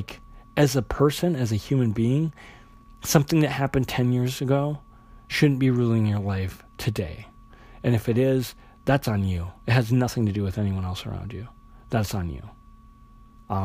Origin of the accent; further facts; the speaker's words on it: South Dakota, United States; I'm from South Dakota. That's where I grew up.